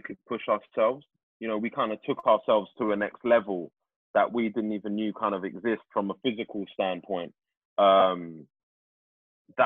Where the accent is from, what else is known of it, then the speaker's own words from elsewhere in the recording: London, United Kingdom; I'm from Tooting